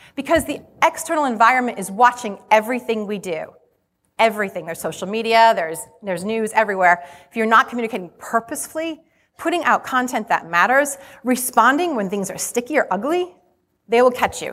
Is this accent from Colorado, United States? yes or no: no; Rhode Island, United States; accent: Rhode Island; you're gonna be hearing my Rhode Island accent